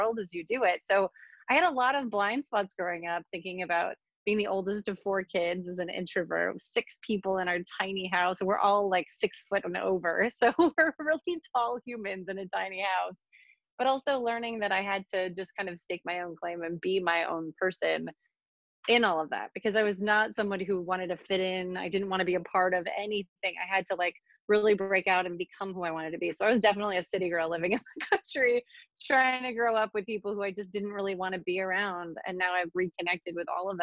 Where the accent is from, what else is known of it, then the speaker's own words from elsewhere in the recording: Western New York, United States; moved away as an adult; I grew up in a very rural community in Western New York